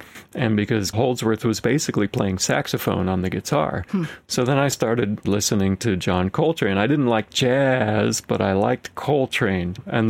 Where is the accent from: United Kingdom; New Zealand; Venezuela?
Venezuela; Caripito, Monagas; born there; Yeah, so I was born in Venezuela, in the eastern part of Venezuela near the Guyana border, in a very small town called Caripito.